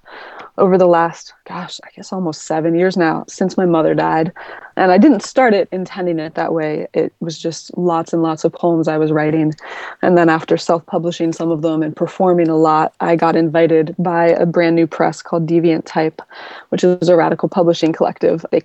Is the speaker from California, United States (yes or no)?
no; Virginia, United States; I grew up in Virginia.